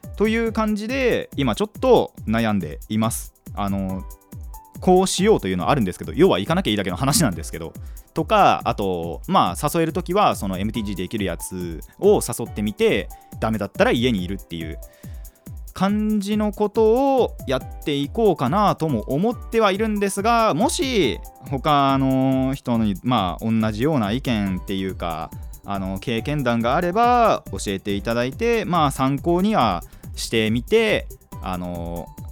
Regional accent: Kanagawa, Japan; 僕の地元から岩手いつも行くところまでは500キロある

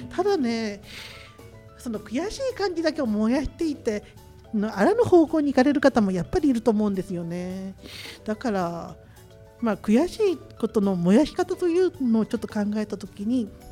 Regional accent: Machida, Tokyo, Japan; 地元町田で今私は個人的に自宅を開放して

